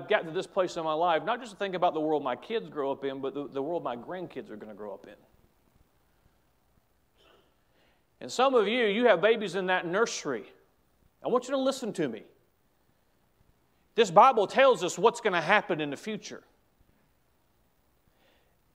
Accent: United States; As an American

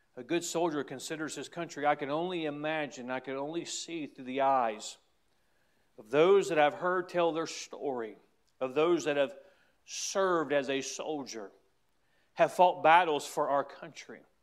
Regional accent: United States; as American citizens

